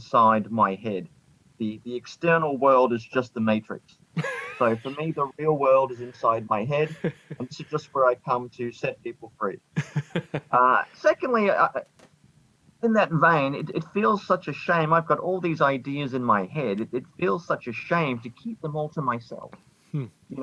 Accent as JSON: {"language": "English", "country": "Australia", "also_born_or_lived": "Scotland", "said": "I am Australian"}